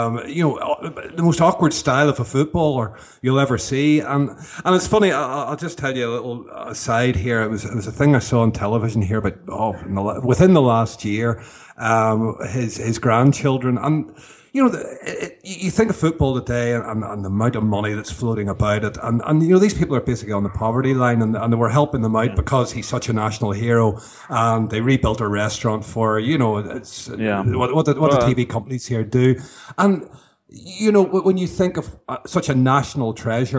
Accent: Northern Ireland, United Kingdom; I'm from Northern Ireland

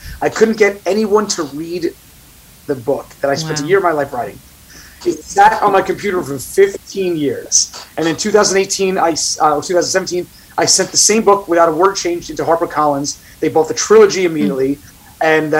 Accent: Staten Island, New York, United States; accent: Staten Island; And secondly, it got rid of my Staten Island accent, which I appreciated.

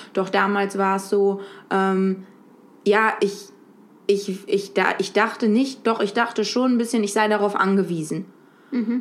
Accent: Lübeck, Schleswig-Holstein, Germany; moved away as an adult; now in Berlin, Germany; ich bin in Lübeck an der Ostsee geboren und aufgewachsen

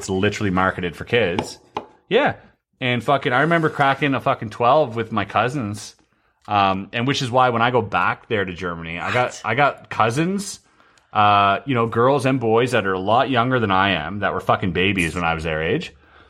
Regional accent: Canada; I'm Canadian.

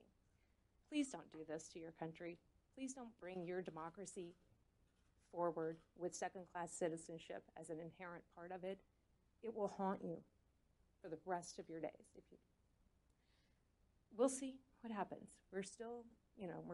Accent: Thomasville, Georgia, United States; I grew up in the American South. I was born in a small town in Georgia and spent my entire life in Thomasville, Georgia, a very small town in South Georgia

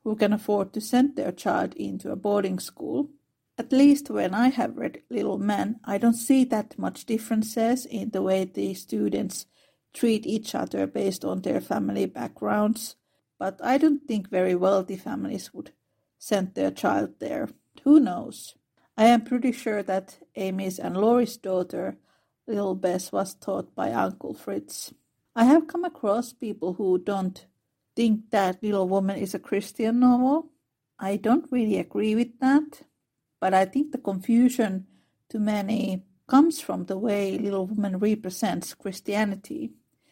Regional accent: Finland; I am from Finland, which is a very secular country.

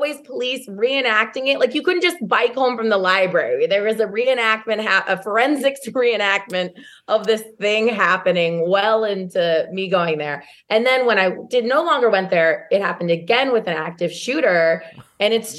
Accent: Modesto, California, United States; moved away as an adult; also born or lived in Santa Barbara; my hometown

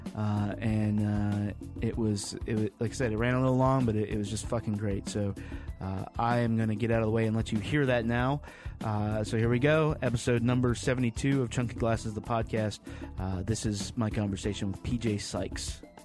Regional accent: Lynchburg, Virginia, United States; from my hometown of Lynchburg, Virginia originally

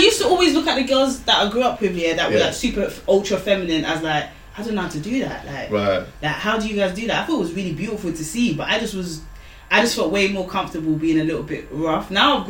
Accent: Nigeria; being a Nigerian girl, firstborn

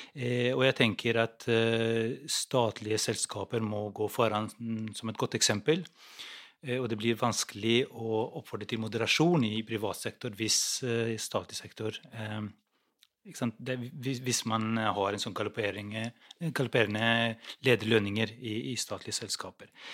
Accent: Kosovo; now in Norway; Jeg kommer selv fra Kosovo

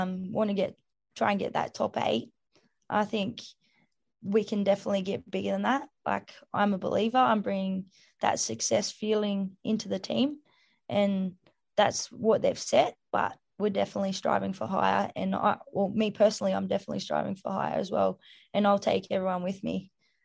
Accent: Australia; accent: Bogan; I speak Bogan. I'm an Aussie.

